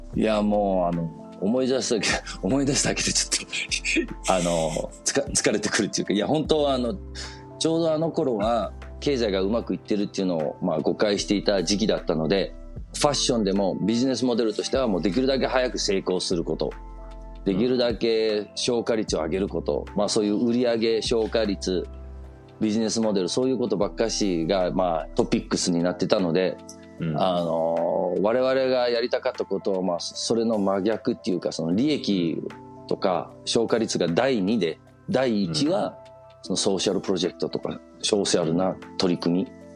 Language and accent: Japanese; Copenhagen, Capital Region of Denmark, Denmark; 日本人の親でデンマークで生まれる